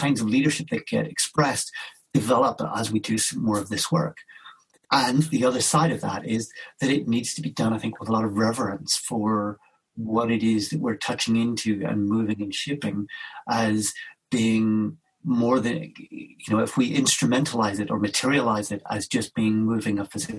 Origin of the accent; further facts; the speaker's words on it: Belfast, Northern Ireland, United Kingdom; I grew up in Belfast in Northern Ireland during a time of a lot of conflict and violence